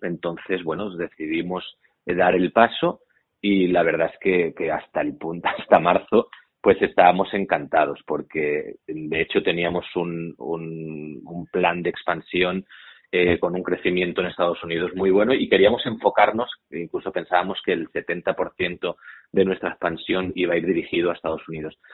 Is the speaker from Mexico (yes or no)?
no; Menorca, Balearic Islands, Spain; Menorca, ah, yo soy menorquín